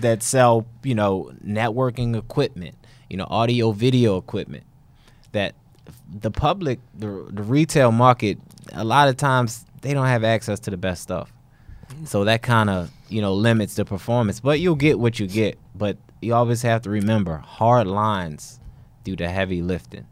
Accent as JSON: {"language": "English", "town": "Baltimore", "region": "Maryland", "country": "United States", "said": "I am from Baltimore"}